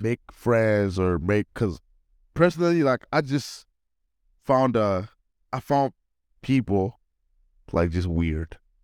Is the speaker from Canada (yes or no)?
no; Nigeria; moved away; also born or lived in United Kingdom; I'm a Nigerian